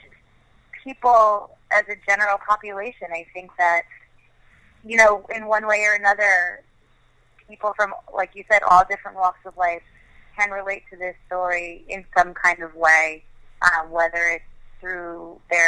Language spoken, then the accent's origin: English; New York, United States; growing up in New York and growing up a Yankees fan